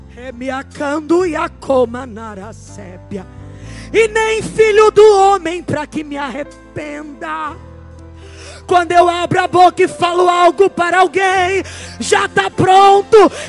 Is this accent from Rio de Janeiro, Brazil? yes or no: yes; Rio de Janeiro, Brazil; Eu vim lá do Rio de Janeiro como uma voz profética.